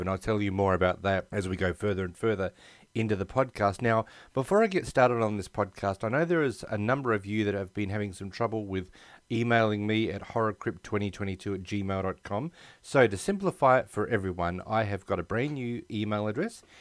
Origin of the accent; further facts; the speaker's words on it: Australia; also born or lived in United States; I've been born and bred in Australia